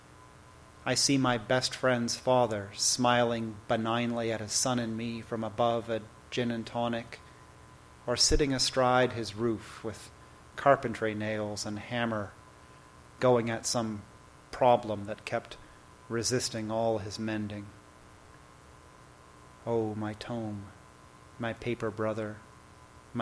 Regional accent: Toronto, Ontario, Canada; moved away as an adult; now in United States; I have grew up in Toronto and have been living in the United States for 14 years now

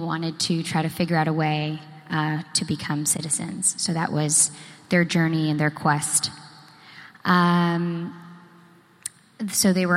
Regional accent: Boston, Massachusetts, United States; also born or lived in New Jersey; I was born in New Jersey, but I was raised in Boston

